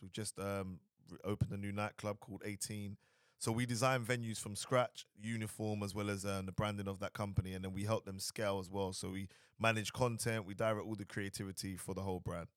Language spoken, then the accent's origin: English; London, United Kingdom; moved away as an adult; also born or lived in Dubai; originally I'm from London, Southeast London